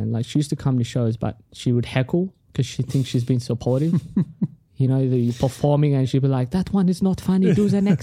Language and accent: English; Australia; first language Tigrinya; English is a second language; also born or lived in Sudan; I grew up in Australia